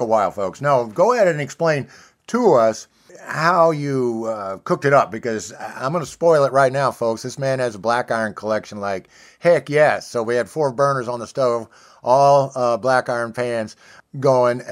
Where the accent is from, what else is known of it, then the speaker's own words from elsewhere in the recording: Kansas City, Missouri, United States; I'm from Kansas City